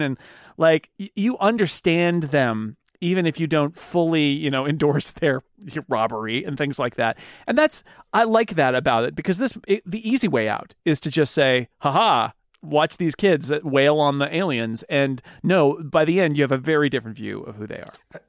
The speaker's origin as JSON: {"language": "English", "country": "United States", "said": "As an American"}